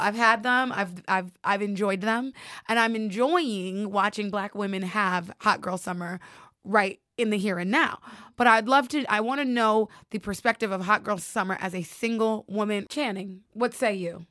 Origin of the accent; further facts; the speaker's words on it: New York, United States; also born or lived in Georgia; I am a New York girl with a splash of Georgia peach